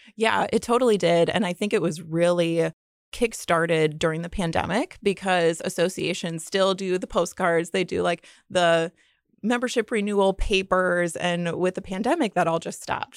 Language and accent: English; Fort Wayne, Indiana, United States; also born or lived in Muncie, Indiana; I grew up in Fort Wayne, Indiana.